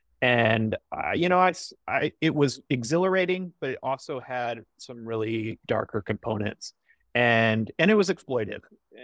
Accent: Midwest, United States; moved away as an adult; also born or lived in Los Angeles; So I grew up in the Midwest. I moved to Los Angeles in, I think, 2004 or 2005.

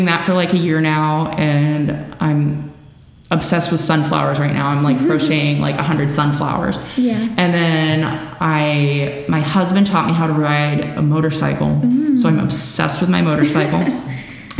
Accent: Milwaukee, Wisconsin, United States; now in Illinois, United States; I grew up in Milwaukee, Wisconsin

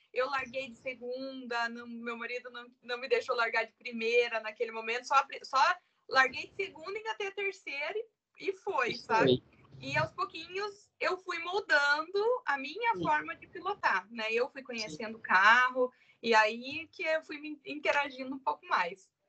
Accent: Curitiba, Paraná, Brazil; Eu sou de Curitiba, sou casada, tenho dois filhos

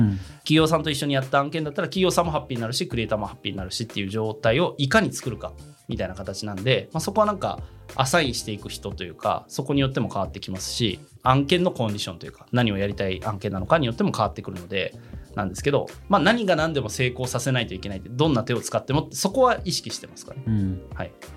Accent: Kansai, Japan; 僕関西出身なんで

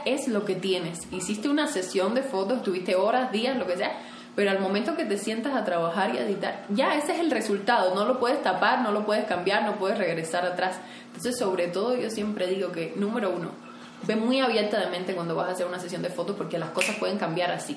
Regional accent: Cuba; now in Mexico; yo vengo de Cuba, creo que tenía menos oportunidades que muchas personas, o sea, vivía en una isla alejada del mundo donde prácticamente no hay internet

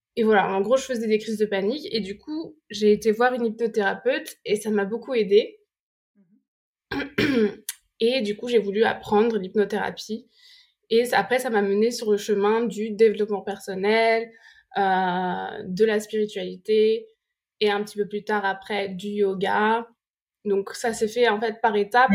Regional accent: France; moved away; also born or lived in London; Et je disais, "France."

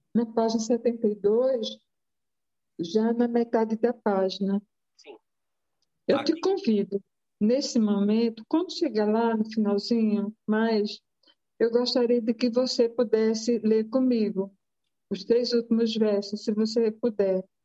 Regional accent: Rio Grande do Norte, Brazil; eu sou nordestina, meu pai é de Pernambuco, eu sou do Rio Grande do Norte, minha mãe é do Rio Grande do Norte

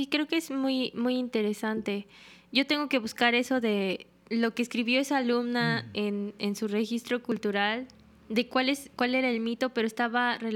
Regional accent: Mexico; now in Japan; Somos de México.

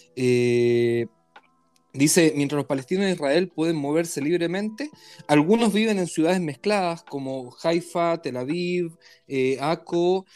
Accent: Chile; como decimos en Chile

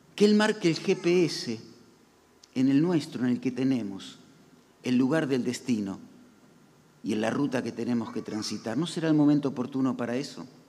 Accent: Argentina; como argentinos

